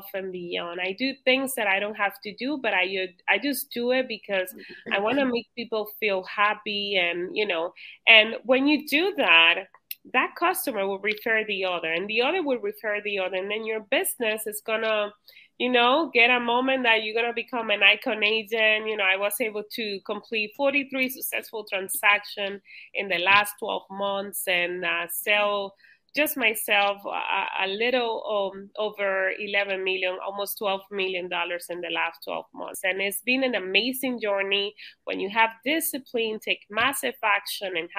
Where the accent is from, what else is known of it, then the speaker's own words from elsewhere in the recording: Dominican Republic; now in Cape Coral, United States; I originally was born in the Dominican